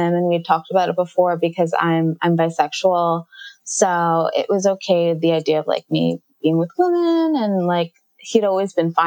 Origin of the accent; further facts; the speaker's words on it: New York City, New York, United States; now in New York City, United States; I grew up in Jamaica, Queens, in New York